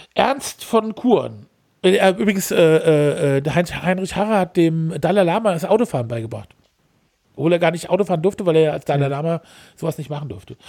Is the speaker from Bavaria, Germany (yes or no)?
no; Hesse, Germany; als Hesse